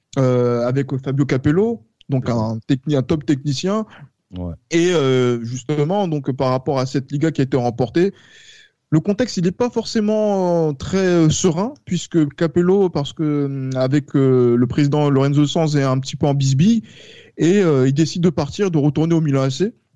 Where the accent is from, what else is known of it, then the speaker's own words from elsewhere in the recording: France; en tant que Français, moi petit justement, donc euh, qui découvre le football